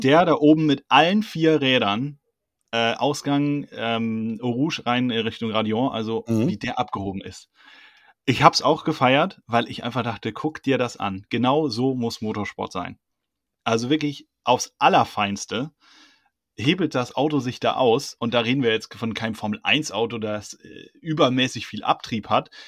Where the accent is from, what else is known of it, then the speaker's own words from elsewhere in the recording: Hunsrück, Rhineland-Palatinate, Germany; ich komme aus dem Hunsrück